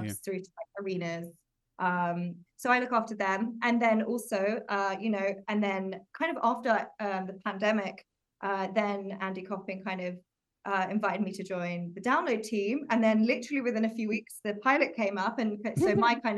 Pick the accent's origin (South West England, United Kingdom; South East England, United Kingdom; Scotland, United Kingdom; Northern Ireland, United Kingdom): South East England, United Kingdom; Oxfordshire; moved away as an adult; now in London, United Kingdom; So I moved to London, because I'm from Oxfordshire originally.